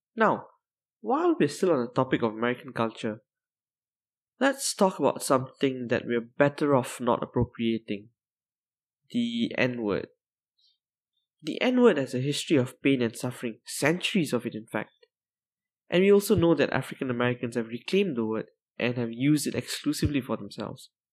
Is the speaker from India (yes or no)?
no; Malaysia; I'm Malaysian